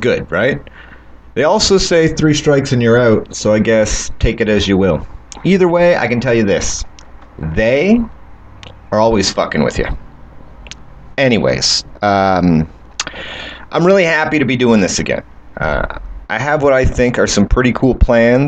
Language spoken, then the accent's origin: English; Canada; I'm from Canada